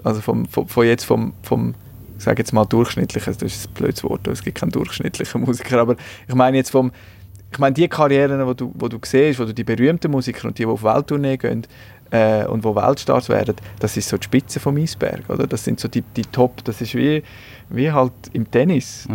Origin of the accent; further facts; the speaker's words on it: Switzerland; bei uns in der Schweiz